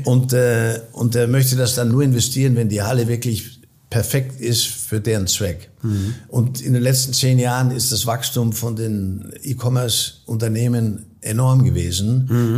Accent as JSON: {"language": "German", "country": "Austria", "tie": "born or raised there", "also_born_or_lived": "Munich", "moved": "as an adult", "lives_now": "United States", "said": "ich bin österreichischer Provenienz, ich bin in Österreich aufgewachsen"}